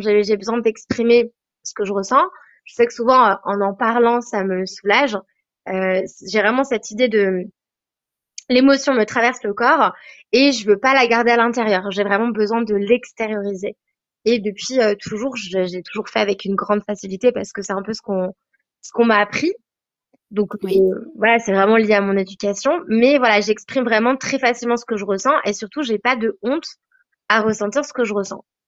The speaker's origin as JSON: {"language": "French", "area": "Savoie", "region": "Auvergne-Rhône-Alpes", "country": "France", "moved": "yes", "lives_now": "Queenstown, New Zealand", "said": "Je viens de la Savoie, donc euh, dans les Alpes, près de la Suisse, donc en France"}